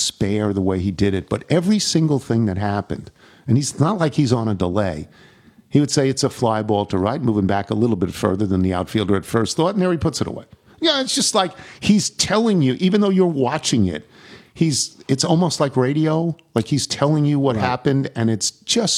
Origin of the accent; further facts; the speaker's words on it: Nassau County, Long Island, New York, United States; I'm from Nassau